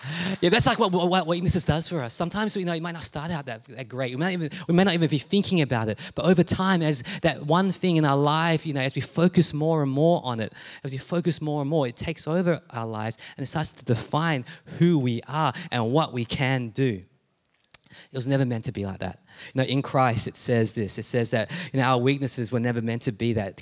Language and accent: English; Melbourne, Victoria, Australia; also born or lived in Adelaide, Australia; I'm born in Adelaide because that's where my parents met, right? And, um, and so we moved to Melbourne and to this place when I was younger.